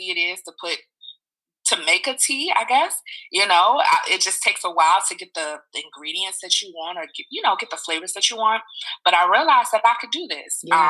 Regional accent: Richmond, Virginia, United States; now in Washington, D.C., United States; those sunny Saturdays in my hometown of Richmond

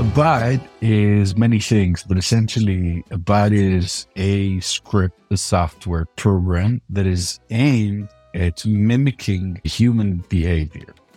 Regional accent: Tel Aviv, Tel Aviv District, Israel; I'm a thirty-eight-year-old Israeli entrepreneur, born and raised in Tel Aviv

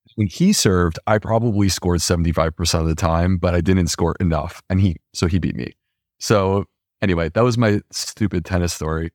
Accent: Upstate New York, United States; Upstate New York

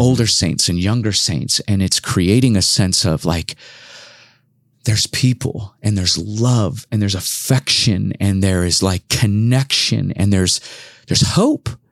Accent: Los Angeles, California, United States; moved away as an adult; also born or lived in Irvine / Compton; now in Portland, United States; I'm originally from Los Angeles

